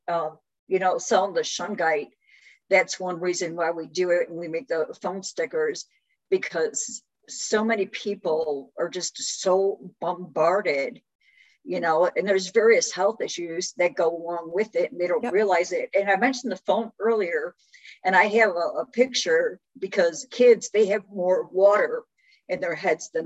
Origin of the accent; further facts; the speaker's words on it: Chicago, Illinois, United States; moved away as an adult; also born or lived in West Tennessee; now in Tennessee, United States; I'm originally from Chicago, moved to West Tennessee.